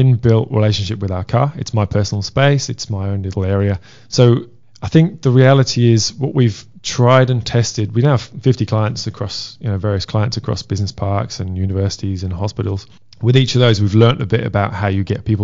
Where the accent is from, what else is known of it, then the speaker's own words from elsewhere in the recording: Wales, United Kingdom; I'm Welsh.